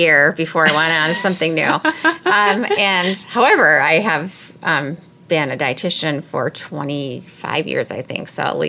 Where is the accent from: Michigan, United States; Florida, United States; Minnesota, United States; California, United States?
Minnesota, United States; now in Ames, United States